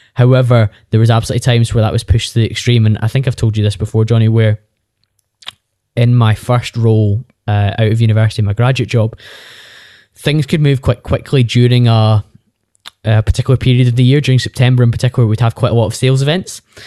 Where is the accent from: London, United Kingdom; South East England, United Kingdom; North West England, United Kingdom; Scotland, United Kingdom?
Scotland, United Kingdom; Bearsden; I'm from Bearsden, just outside Glasgow, and I did the thing that's slightly more common in Scotland than it is in other parts of the U K, where you stayed at home for university